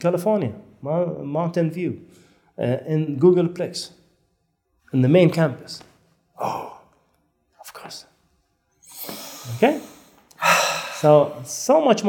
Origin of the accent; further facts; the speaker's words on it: France; I said, hi, I'm from France. I said, I'm here for 2 weeks.